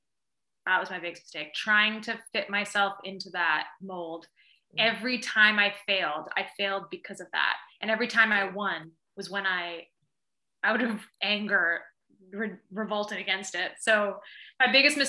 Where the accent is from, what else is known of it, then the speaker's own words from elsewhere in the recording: Vancouver, British Columbia, Canada; moved away as an adult; also born or lived in Toronto; I grew up in Vancouver